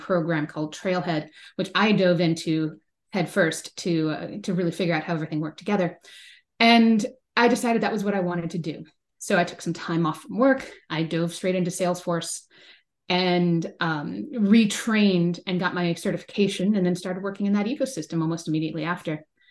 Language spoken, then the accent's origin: English; Bay Area, California, United States; growing up in the Bay Area